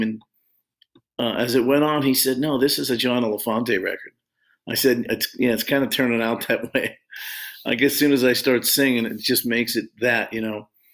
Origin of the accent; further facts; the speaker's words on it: Long Beach, California, United States; I grew up in California